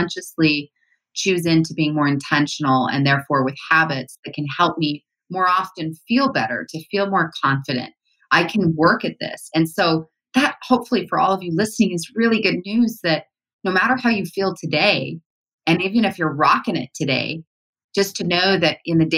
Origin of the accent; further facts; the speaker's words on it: Utah, United States; I grew up here in Utah